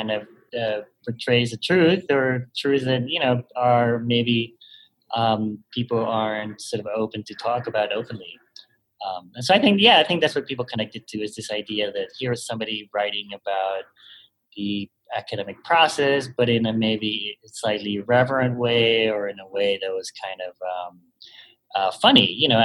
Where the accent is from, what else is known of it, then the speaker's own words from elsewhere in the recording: Panama; moved away as an adult; now in United States; I was born and raised in Panama, and then I studied audit here in the U.S.